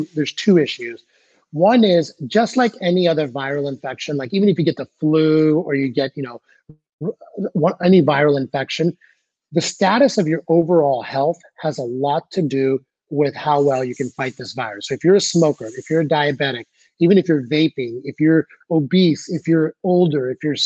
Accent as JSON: {"language": "English", "country": "United States"}